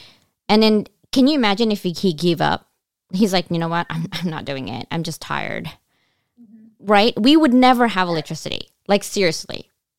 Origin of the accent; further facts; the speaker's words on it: California, United States; But then I moved back to California, because I'm from California.